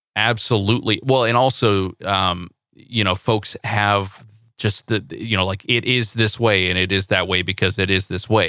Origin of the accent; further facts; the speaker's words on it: Central Valley, California, United States; I grew up in the Central Valley